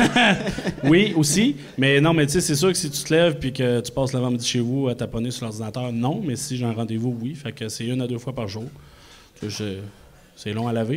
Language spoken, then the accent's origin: French; Quebec City, Quebec, Canada; je viens de Québec